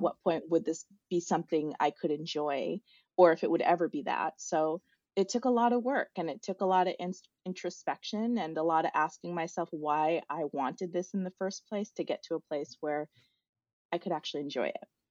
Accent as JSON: {"language": "English", "region": "South Dakota", "country": "United States", "tie": "born or raised there", "said": "I grew up in South Dakota, was born and raised there."}